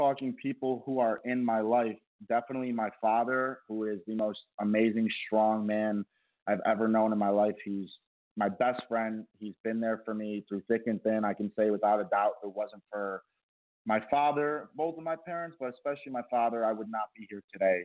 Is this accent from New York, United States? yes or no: yes; Rochester, New York, United States; moved away as an adult; now in Los Angeles, United States; went back home to my hometown in Rochester.